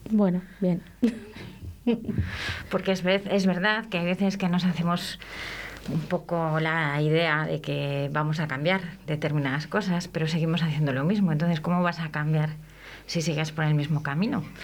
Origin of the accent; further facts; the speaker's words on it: Spain; Como españoles que somos, defendamos